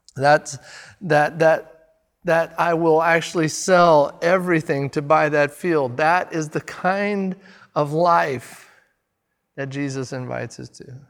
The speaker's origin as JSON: {"language": "English", "country": "United States", "said": "I'm, I'm an American"}